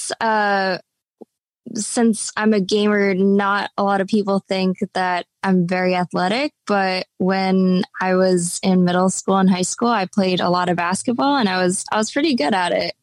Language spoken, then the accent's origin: English; Tenafly, New Jersey, United States; I grew up in Tenafly, New Jersey